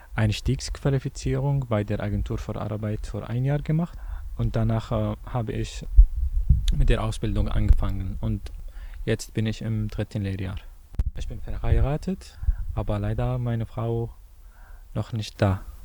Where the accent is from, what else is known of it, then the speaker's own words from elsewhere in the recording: Syria; German is a second language; moved away as an adult; now in Germany; ich komme aus Syrien